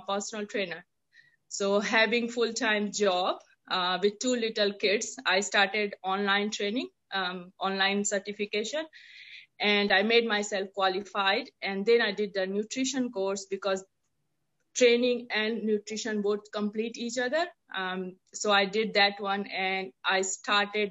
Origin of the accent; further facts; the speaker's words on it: India; moved away as an adult; now in Auckland, New Zealand; I'm born and brought up in India. Have been staying in New Zealand, in Auckland since 14 years